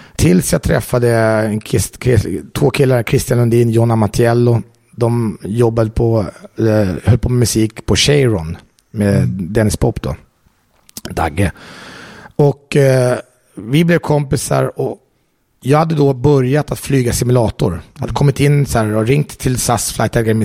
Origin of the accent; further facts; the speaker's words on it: Jordbro, Stockholm County, Sweden; moved away as an adult; now in Italy; jag är uppvuxen i Jordbro